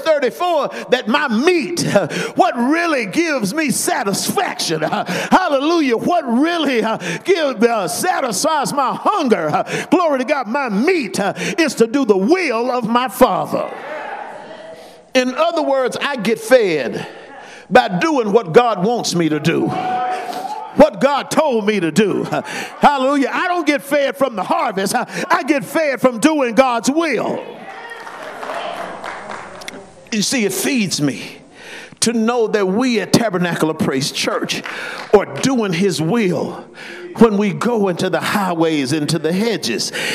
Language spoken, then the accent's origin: English; Las Vegas, Nevada, United States; we're from Las Vegas